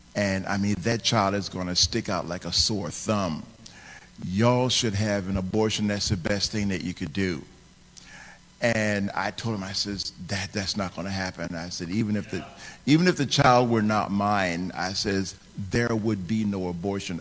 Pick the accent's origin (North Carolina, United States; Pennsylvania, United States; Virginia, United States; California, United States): Virginia, United States; I was raised in Virginia, and so that's where that's where my address was